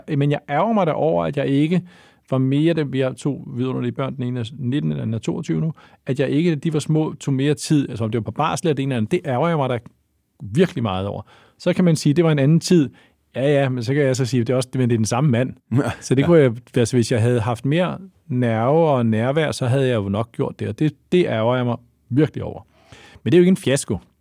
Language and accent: Danish; Lyngby, Capital Region of Denmark, Denmark; Jeg er født i, eller jeg voksede op i Lyngby